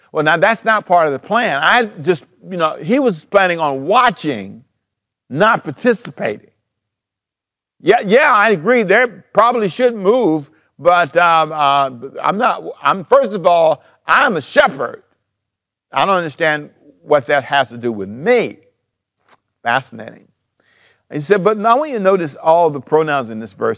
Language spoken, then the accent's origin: English; Savannah, Georgia, United States; moved away as an adult; also born or lived in Los Angeles, California; I was born in Savannah, Georgia.